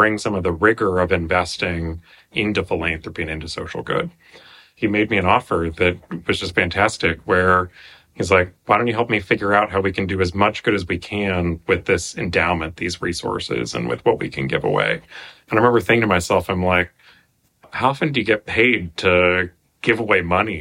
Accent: Athens, Ohio, United States; also born or lived in Norman, Oklahoma; now in Menlo Park, United States; I was born in Norman, Oklahoma, and later actually also grew up in Athens, Ohio, which is Appalachia and kind of the coal country

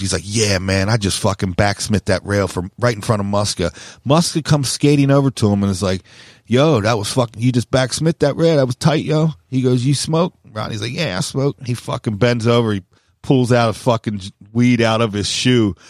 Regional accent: Maryland, United States; also born or lived in San Diego, California; I call myself the, the home of Maryland skateboarding

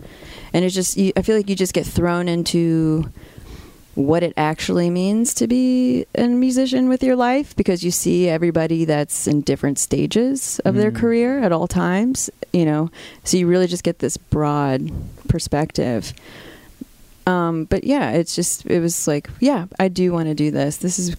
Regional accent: Virginia Beach, Virginia, United States; moved away; also born or lived in Nashville; growing up in Virginia Beach

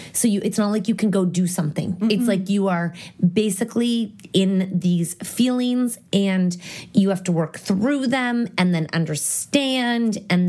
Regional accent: Canada

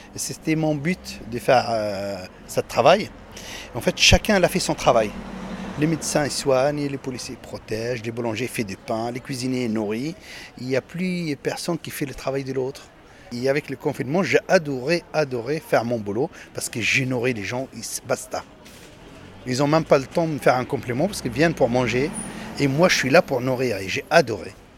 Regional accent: Tunisia; now in France; je suis né en Tunisie.

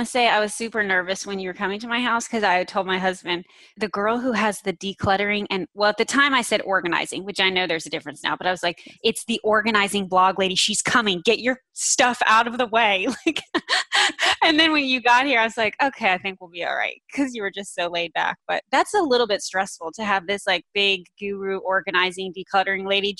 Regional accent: North Carolina, United States; also born or lived in New Jersey; I live in North Carolina. I'm pretty much from North Carolina.

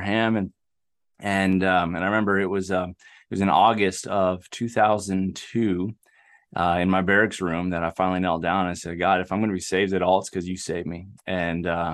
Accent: Southern California, United States; moved away as an adult; also born or lived in Alaska; I grew up in a small town in Southern California

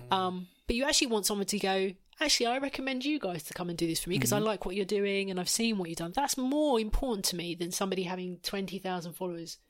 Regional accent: Essex, East of England, United Kingdom; I'm from Essex

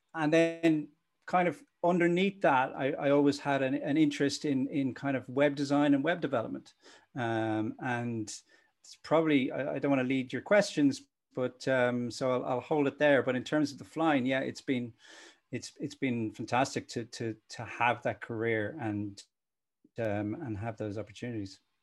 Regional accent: Dublin, Leinster, Ireland; also born or lived in Cork / Limerick / Belfast / United Kingdom; my parents actually moved up to Dublin when I was one. So I uh, I learned to crawl and drill in Cork, and then the rest was in Dublin

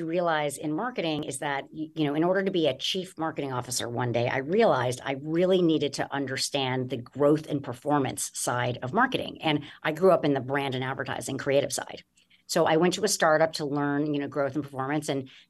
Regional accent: Los Angeles, California, United States; I grew up in Los Angeles

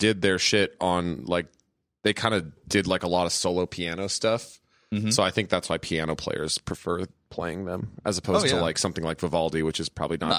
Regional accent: Los Angeles, California, United States; I'm from Los Angeles.

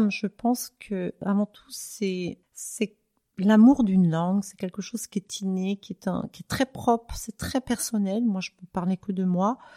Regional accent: France; now in Zurich, Switzerland; Moi, j'ai la double nationalité. Euh, bon, bien que je, sois originaire donc de France

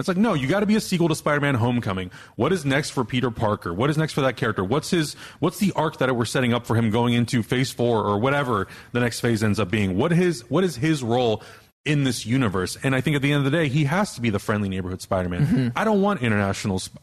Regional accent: Prague, Czechia; moved away; they're in Prague. This is my hometown

